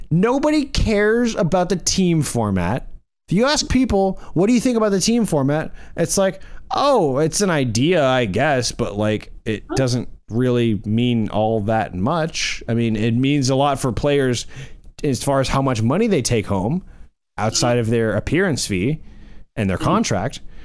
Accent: the South, United States; growing up in the South

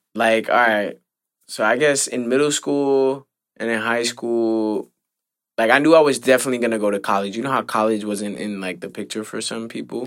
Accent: New York, United States; me growing up in the Heights

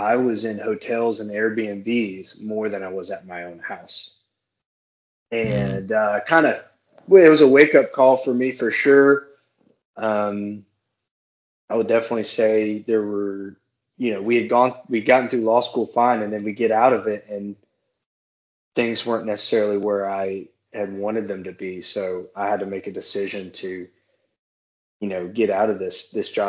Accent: Moss Bluff, Louisiana, United States; moved away as an adult; also born or lived in Baton Rouge, Louisiana / Eastern Shore, Alabama; now in Eastern Shore area near Mobile, Alabama, United States; I'm not from Baton Rouge. I am from a small town called, I don't even think it's technically a town yet, Moss Bluff, Louisiana

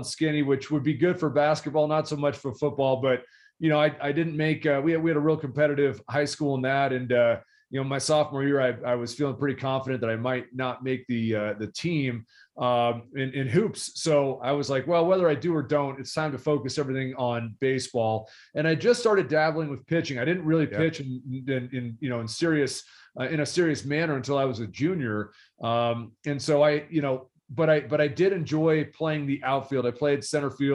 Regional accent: Denver, Colorado, United States; the neighborhood I grew up in was a competitive little suburban area on the outskirts of Denver

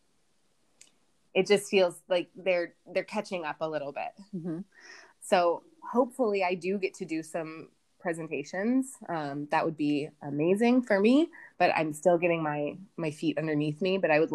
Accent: United States; moved away as an adult; also born or lived in Colorado; now in India; as an American

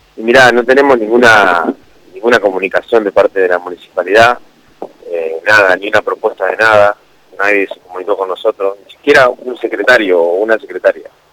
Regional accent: San Nicolás de los Arroyos, Buenos Aires Province, Argentina; No somos de otro lado, somos ciudadanos de San Nicolás

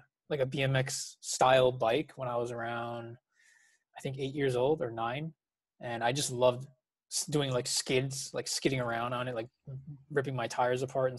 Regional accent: New Jersey, United States; I was born and raised in New Jersey

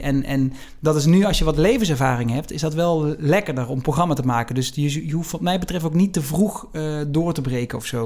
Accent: Venlo, Limburg, Netherlands; accent: soft G; ik in mijn geboortestad uh, Prins Carnaval werd

